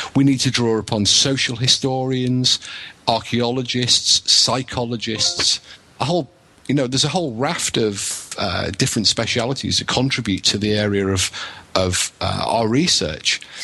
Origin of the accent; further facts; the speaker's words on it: England, United Kingdom; now in Wales, United Kingdom; I'm English, but I live in Wales